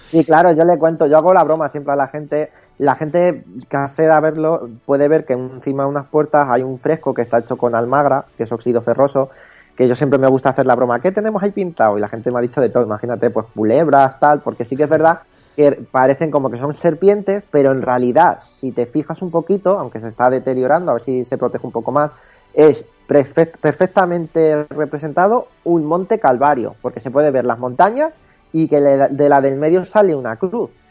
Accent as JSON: {"language": "Spanish", "town": "Toledo", "region": "Castilla-La Mancha", "country": "Spain", "said": "ni los propios toledanos"}